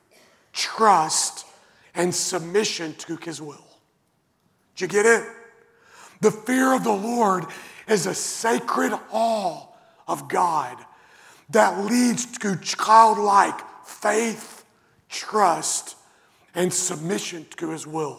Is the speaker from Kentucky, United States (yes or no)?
yes; Western Kentucky, United States; I grew up in Western Kentucky, and the house that I grew up in didn't have central air conditioning or heating